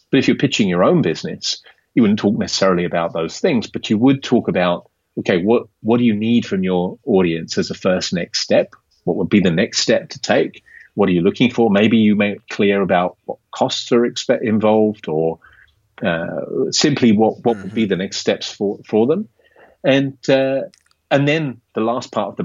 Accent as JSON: {"language": "English", "area": "Kent and Surrey", "region": "South East England", "country": "United Kingdom", "moved": "as an adult", "lives_now": "Amsterdam, Netherlands", "said": "From the south, from Kent and Surrey."}